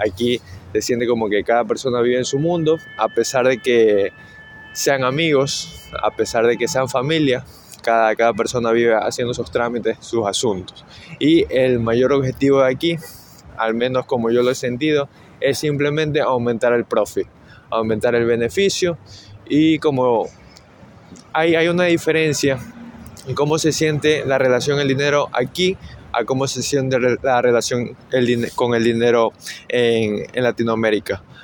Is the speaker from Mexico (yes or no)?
no; Ecuador; now in New York, United States; soy ecuatoriano